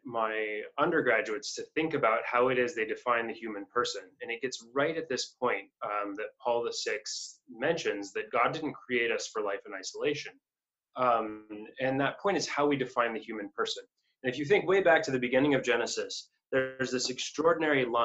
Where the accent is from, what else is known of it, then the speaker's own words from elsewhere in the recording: Hobson, Montana, United States; also born or lived in Notre Dame, Indiana / Cambridge, England; now in Berkeley, United States; I grew up in Hobson, Montana, which is a town